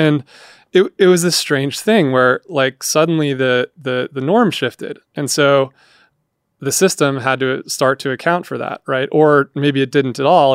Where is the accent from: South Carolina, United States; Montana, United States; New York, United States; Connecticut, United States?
Montana, United States; I grew up in Montana